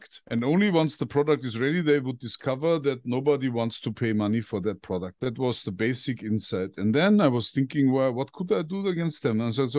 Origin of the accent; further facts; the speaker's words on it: Bavaria, Germany; born there; I'm 58 years old. I was born in Bavaria, which is in the very south of Germany.